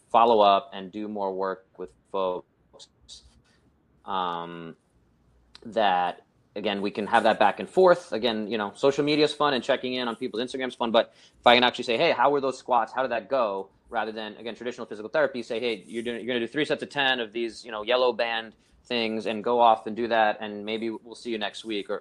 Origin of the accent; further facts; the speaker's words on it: New York City, New York, United States; I grew up in the Brooklyn, New York City.